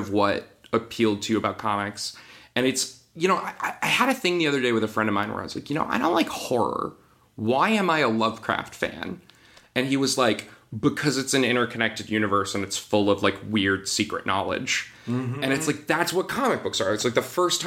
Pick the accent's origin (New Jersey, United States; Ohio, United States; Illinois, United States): New Jersey, United States; moved away; I'm originally from Jersey. Great place to grow up for comics and pop culture stuff